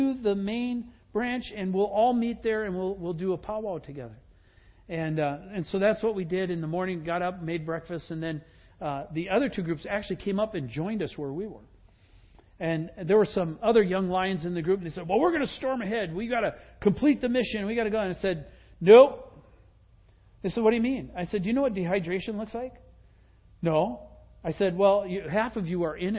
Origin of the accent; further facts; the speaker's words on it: Wisconsin, United States; moved away; I grew up in Wisconsin.